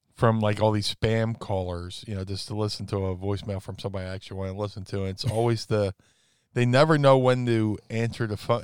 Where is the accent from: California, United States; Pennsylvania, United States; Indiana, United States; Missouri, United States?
Pennsylvania, United States; Philadelphia; we're both from the Philly area